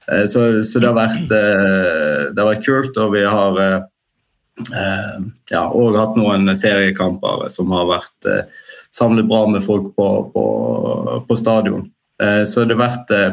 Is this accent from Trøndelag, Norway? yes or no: no; Bergen, Vestland, Norway; som bergensere så tenker vi ofte at vi sitter liksom i vår egen boble